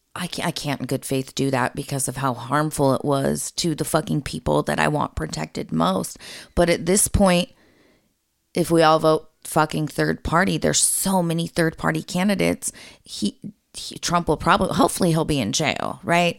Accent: United States; as an American citizen

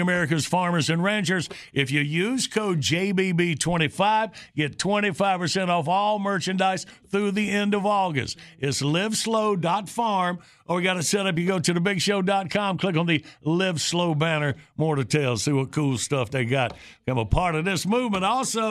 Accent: Graham, North Carolina, United States; back in my hometown of Graham, North Carolina, where we grew up

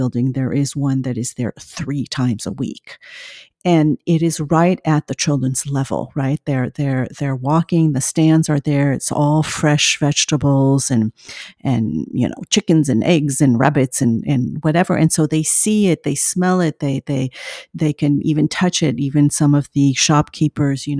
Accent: France; moved away; I grew up in France

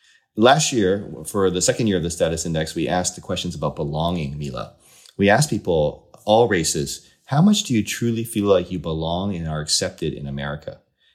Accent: East Coast, United States; You know, I grew up on the East Coast, weren't a lot of Asian Americans around.

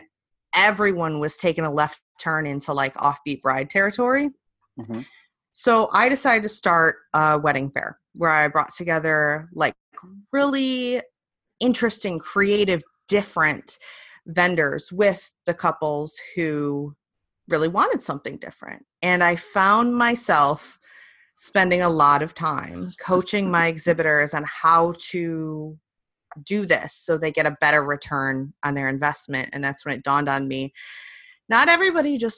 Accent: Detroit, Michigan, United States; moved away as an adult; also born or lived in England; I'm from Detroit

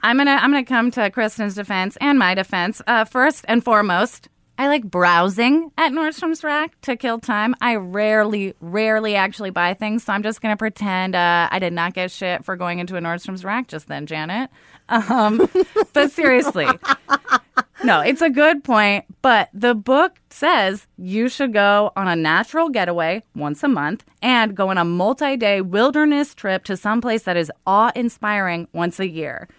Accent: Oregon, United States; I grew up in Oregon

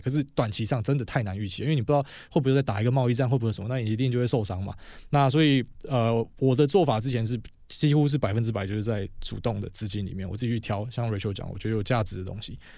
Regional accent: Taiwan; 我们是台湾人

